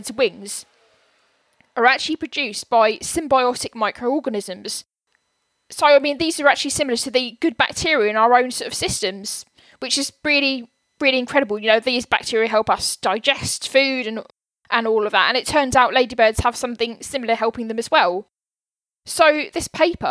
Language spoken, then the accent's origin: English; Buckinghamshire, South East England, United Kingdom; where I lived when I was growing up in Buckinghamshire